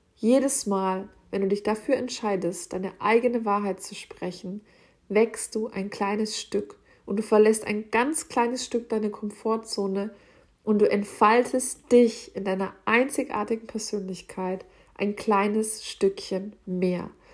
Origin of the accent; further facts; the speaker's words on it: Franconia, Bavaria, Germany; bei uns in Franken